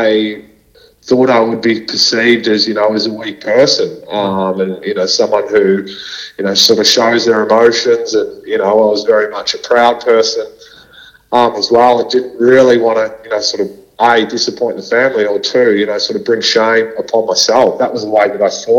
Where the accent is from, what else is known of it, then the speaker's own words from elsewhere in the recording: Melbourne, Victoria, Australia; I was brought up in Melbourne, so in a northwestern suburbs called Essendon, Ascot Vale